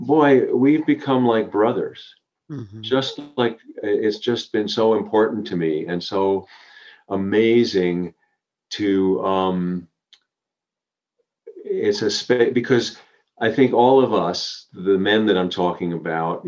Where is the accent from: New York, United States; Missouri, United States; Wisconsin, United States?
New York, United States; Long Island, outside New York City, United States; I grew up on Long Island outside of New York City